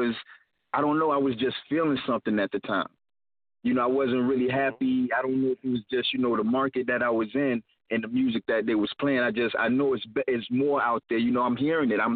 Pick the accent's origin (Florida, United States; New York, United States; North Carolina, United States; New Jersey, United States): Florida, United States; Jacksonville; now in Rockford, United States; I'm from Florida, though, Duval County, you know? That southern hospitality